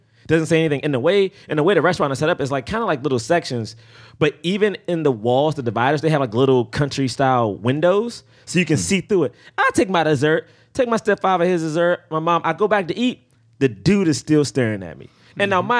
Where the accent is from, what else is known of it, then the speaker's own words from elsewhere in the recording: the South, United States; And I'm from the South, so I know I wouldn't be here with y'all.